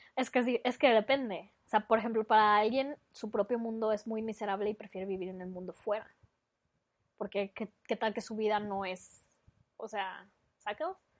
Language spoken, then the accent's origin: Spanish; Mexico; sí somos bastante creativos, la verdad, para ser mexicanos